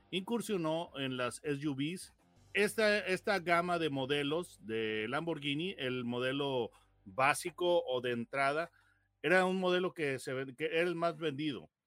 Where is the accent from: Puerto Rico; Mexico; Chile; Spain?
Mexico; conviértelo a millas porque yo soy mexicano, ¿verdad? Y pienso